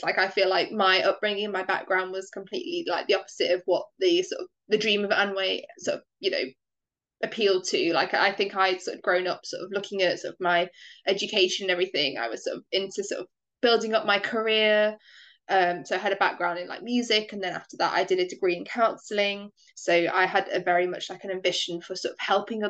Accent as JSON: {"language": "English", "country": "United Kingdom", "said": "I'm from the United Kingdom."}